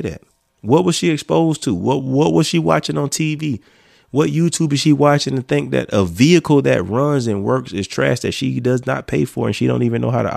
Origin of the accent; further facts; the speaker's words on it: Florence, United States; my hometown don't look like my hometown like it was when I was growing up